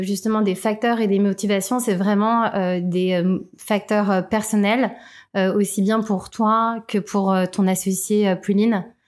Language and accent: French; Thonon-les-Bains, Auvergne-Rhône-Alpes, France; dans ma ville natale, tenons les mains